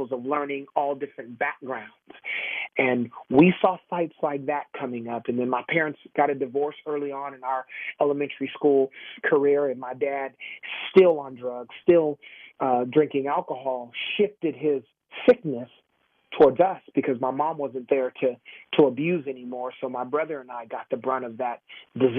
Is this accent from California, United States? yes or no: yes; Sacramento, California, United States; I grew up in Sacramento